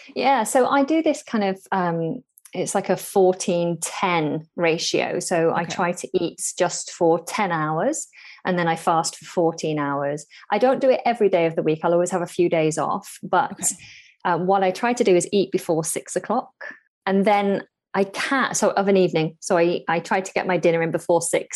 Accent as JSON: {"language": "English", "area": "near Manchester and Liverpool", "region": "North West England", "country": "United Kingdom", "moved": "yes", "lives_now": "near London, United Kingdom", "said": "Originally, I'm from the north of England, near Manchester and Liverpool"}